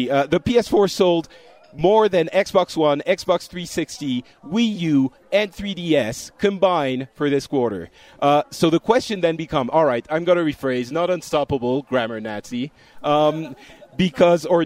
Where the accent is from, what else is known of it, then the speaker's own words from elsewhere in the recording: Florida, United States; I'm from Florida